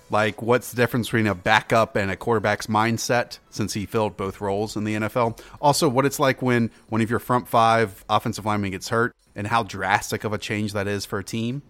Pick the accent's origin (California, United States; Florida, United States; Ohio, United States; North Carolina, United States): North Carolina, United States; Charlotte; I grew up in Charlotte